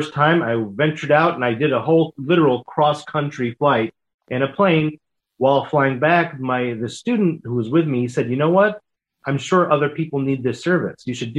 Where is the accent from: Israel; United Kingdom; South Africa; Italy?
Israel; moved away; I grew up in Israel